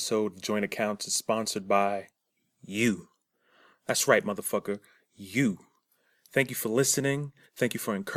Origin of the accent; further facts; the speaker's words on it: New York City, New York, United States; I'm from Brooklyn